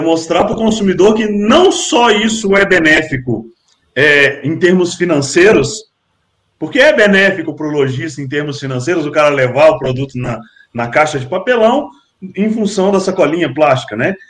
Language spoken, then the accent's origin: Portuguese; Brasília, Federal District, Brazil; now in Minas Gerais, Brazil; eu não sou daqui, eu sou de Brasília, mas eu, eu vivo em Minas Gerais